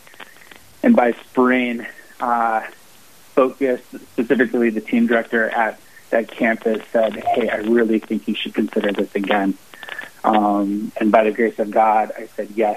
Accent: St. Paul, Minnesota, United States; moved away as an adult; now in Sioux Falls, United States; I'm originally from St. Paul, Minnesota, and currently live in Sioux Falls, South Dakota

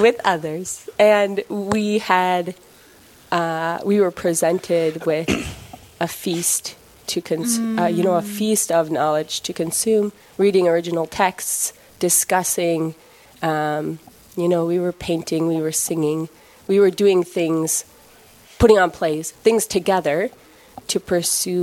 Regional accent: St. Paul, Minnesota, United States; also born or lived in Atchison, Kansas; I'm from St. Paul. St. Paulites are very proud

